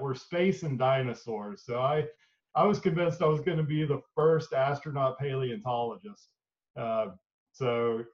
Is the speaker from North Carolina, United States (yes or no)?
yes; Boone, North Carolina, United States; moved away as an adult; also born or lived in Davidson, North Carolina; now in Knoxville, United States; I was born and raised in a small town in western North Carolina called Boone